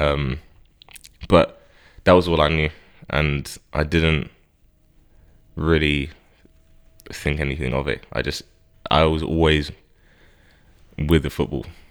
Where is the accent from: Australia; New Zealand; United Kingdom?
United Kingdom; Harrow, London; I grew up in Harrow